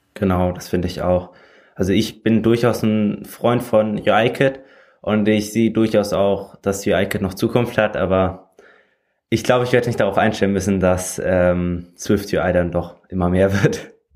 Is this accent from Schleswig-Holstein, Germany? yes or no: yes; Schleswig-Holstein, Germany; ich komme aus Schleswig-Holstein, hier aus dem Norden